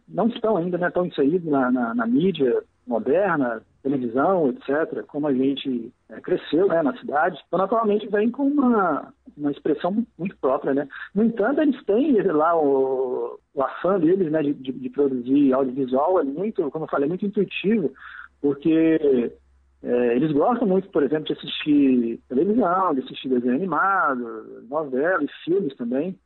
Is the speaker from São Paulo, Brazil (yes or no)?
no; Belo Horizonte, Minas Gerais, Brazil; eu sou mineiro, de Belo Horizonte